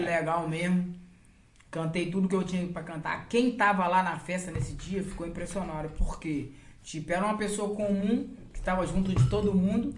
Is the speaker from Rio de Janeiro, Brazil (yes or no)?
no; Governador Valadares, Minas Gerais, Brazil; moved away as an adult; now in Portugal; quando eu saí de Valadares